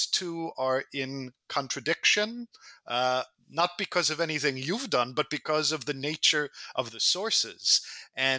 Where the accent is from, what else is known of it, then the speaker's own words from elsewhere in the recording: United States; I grew up in the United States